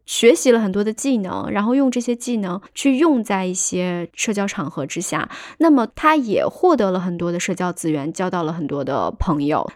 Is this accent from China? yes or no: yes; China; 我们中国人看的话，就觉得。你就直奔主题呗，你何必呢？